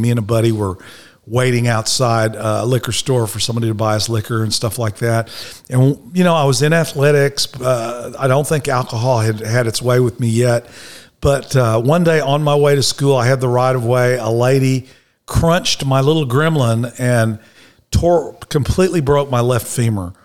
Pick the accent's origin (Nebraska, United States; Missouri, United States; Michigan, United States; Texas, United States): Texas, United States; Dallas; I was born in Dallas, Texas, Baylor Hospital